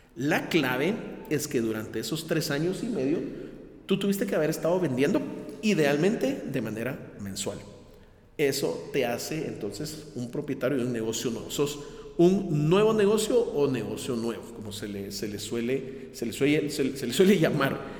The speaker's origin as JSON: {"language": "Spanish", "country": "Guatemala", "said": "mi país, en Guatemala"}